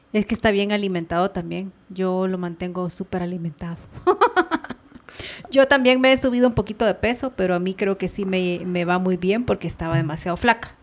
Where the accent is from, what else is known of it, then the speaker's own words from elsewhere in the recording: Ahuachapán, El Salvador; now in Guatemala; me quedé en mi pueblo, Aguachapán